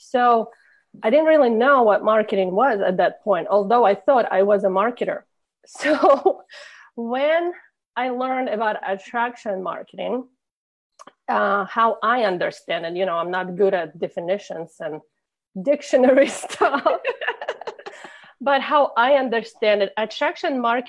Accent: Russia; English is a second language; moved away as an adult; now in Indiana, United States; originally I came from Russia

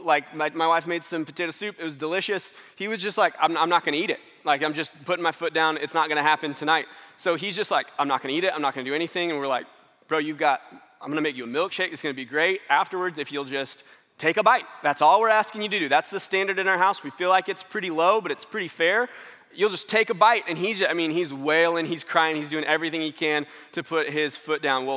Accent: St. Louis, Missouri, United States; moved away; We're from St. Louis. Got to go in town and see some of our family

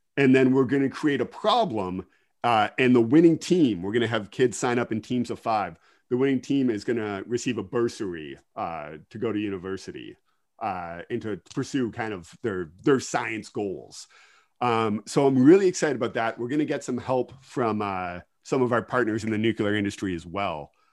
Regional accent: Kincardine, Ontario, Canada; also born or lived in Ottawa; I am originally from Kincardine. Uh, I grew up on a dairy farm just outside of Kincardine

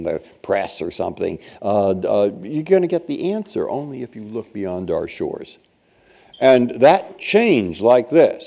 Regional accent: San Francisco, California, United States; moved away; also born or lived in Cambridge; where I grew up in San Francisco, Northern California

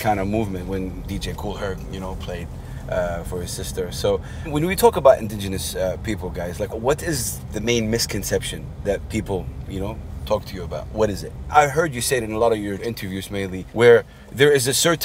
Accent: Saudi Arabia; I come from Saudi Arabia, one of the most conservative countries in the world

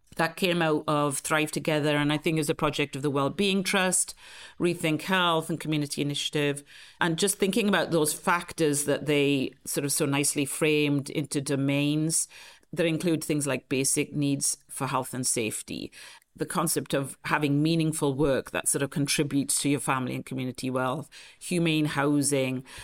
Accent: T-Cross, South Wales, United Kingdom; moved away as an adult; also born or lived in London; now in San Francisco, United States; I grew up actually in a, a small rural mining village in Wales, South Wales, called T-Cross.

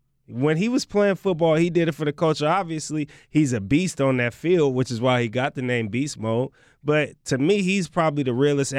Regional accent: Oakland, California, United States; I had hella fun in Seattle, but I'm really from Oakland, though. Like, I'm really, really, really from Oakland, though.

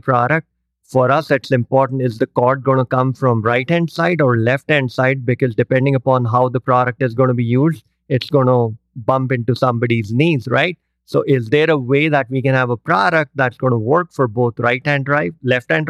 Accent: India; moved away; I grew up in India

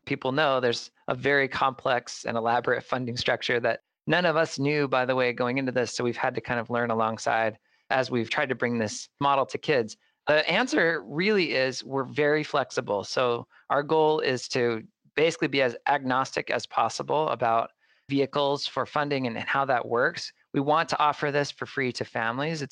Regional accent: Mesa, Arizona, United States; here in my hometown of Mesa

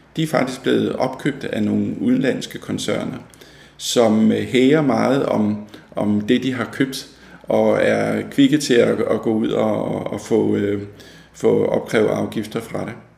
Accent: Fredensborg, Capital Region of Denmark, Denmark; moved away as an adult; now in Hillerød, Denmark; jeg er født og opvokset i Fredensborg

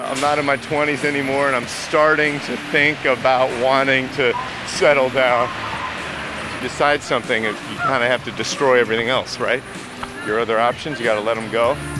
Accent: Chicago, Illinois, United States; moved away; I grew up in Chicago

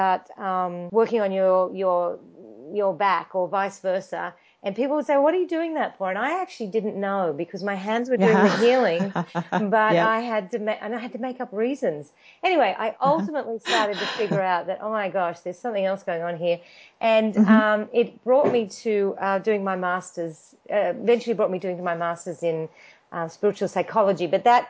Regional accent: Australia; now in Los Angeles, United States; I grew up in Australia and I did my physiotherapy degree

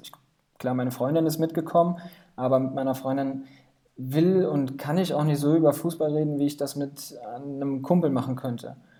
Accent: Limburg an der Lahn, Hesse, Germany; hier aus Limburg, wo ich herkomme

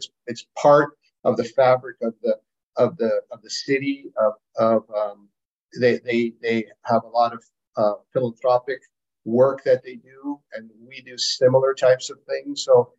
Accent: Wisconsin, United States; I said, "I'm from Wisconsin."

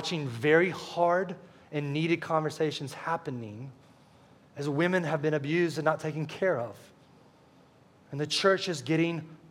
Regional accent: United States; a citizen of the United States

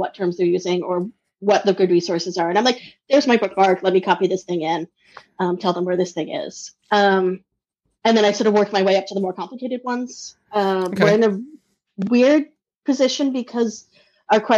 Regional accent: Boston, Massachusetts, United States; moved away as an adult; also born or lived in Minnesota / Maine; I grew up in the Boston area, lived in Minnesota for 12 years and Maine for 4 years

